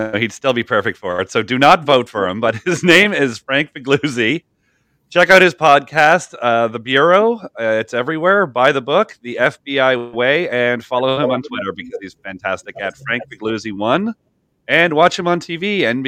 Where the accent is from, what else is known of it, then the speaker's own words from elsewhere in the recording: Canada; I'm from Canada